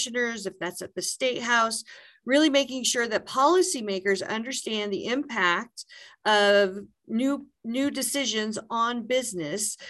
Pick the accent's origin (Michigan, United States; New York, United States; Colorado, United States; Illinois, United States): Colorado, United States; Brush; moved away as an adult; also born or lived in Fort Collins, Colorado / Southwest Kansas; I consider Brush, Colorado to be my hometown